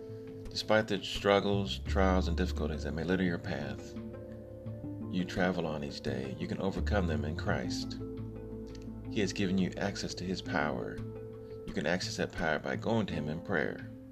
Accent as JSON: {"language": "English", "region": "Texas", "country": "United States", "tie": "born there", "said": "I was born in Texas, but my father was in the Army, so we moved around quite a bit."}